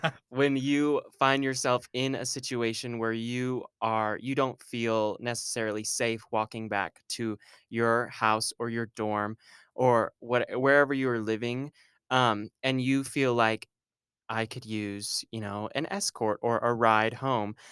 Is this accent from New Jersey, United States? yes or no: no; Argyle, Texas, United States; moved away as an adult; now in Arkansas, United States; I am from Argyle, Texas, which is a little hour north of Dallas